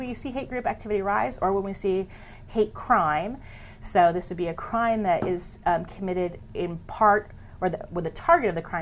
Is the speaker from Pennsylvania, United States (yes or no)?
yes; Pennsylvania, United States; moved away; I'm a, from a small town in Pennsylvania